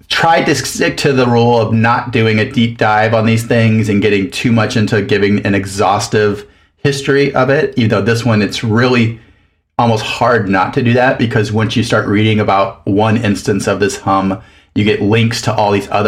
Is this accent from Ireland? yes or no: no; southern Mexico, Mexico; also born or lived in Louisiana; now in Minneapolis, United States; I'm originally from Louisiana, grew up in southern Mexico, and then went to a bunch of different schools